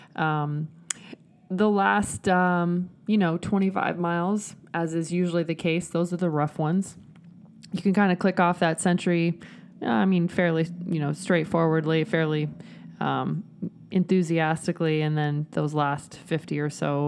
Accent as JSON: {"language": "English", "region": "Nebraska", "country": "United States", "said": "I'm from Nebraska"}